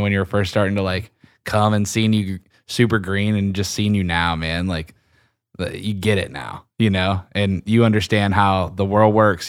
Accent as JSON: {"language": "English", "region": "Pennsylvania", "country": "United States", "said": "I'm from Pennsylvania"}